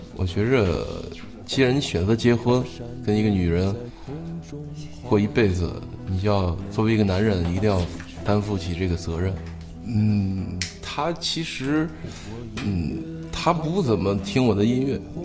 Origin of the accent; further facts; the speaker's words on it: Baoding, Hebei, China; 回了我老家是保定的